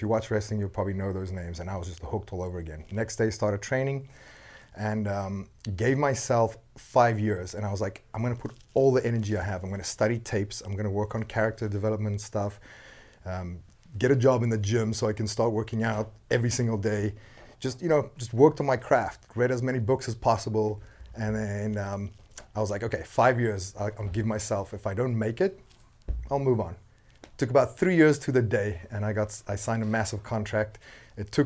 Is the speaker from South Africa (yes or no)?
yes; South Africa; English is a second language; moved away as an adult; also born or lived in London, England / Edinburgh / Johannesburg / Cape Town; now in Los Angeles, United States; born and raised in South Africa.